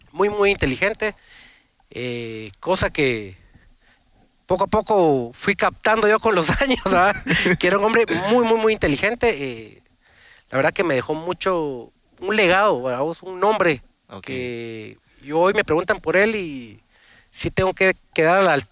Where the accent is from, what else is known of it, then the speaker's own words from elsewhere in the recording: San Pedro Carchá, Alta Verapaz, Guatemala; also born or lived in Cobán; mi infancia yo la tomo que viví en Cobán. Ah, Crecí en Cobán, soy puro cobanero. y más que cobanero, hombre pez, que soy de San Pedro Carchá, un municipio de, de Cobán